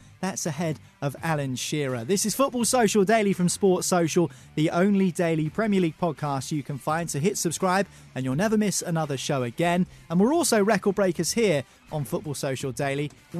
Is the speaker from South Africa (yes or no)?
no; South East England, United Kingdom; Because for me, growing up on the South Coast, I know Bournemouth has always been the little brother to Portsmouth and Southampton.